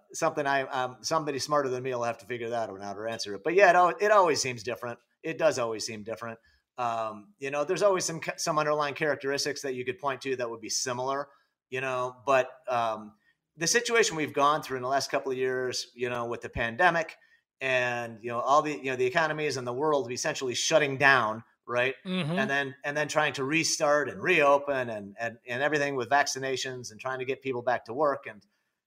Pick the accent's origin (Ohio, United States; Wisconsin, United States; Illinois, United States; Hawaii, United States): Illinois, United States; I'm from Illinois